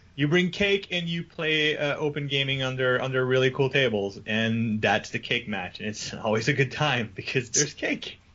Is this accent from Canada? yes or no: yes; Canada; I'm French Canadian